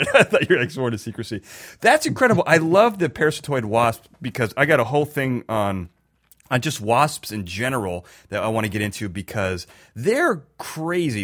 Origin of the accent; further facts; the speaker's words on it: Chicago, Illinois, United States; I'm from Chicago